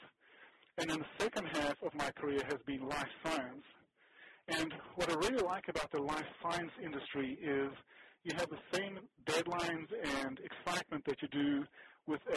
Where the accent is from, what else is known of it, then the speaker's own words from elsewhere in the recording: South Africa; now in United States; So South Africa is my origin. I was born and raised in South Africa, and then we moved to America in 85